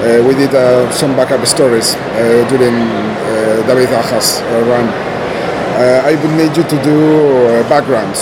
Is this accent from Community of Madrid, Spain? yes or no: no; Asturias, Spain; English is a second language; in my hometown. I am from Asturias in the north and to the left of Spain.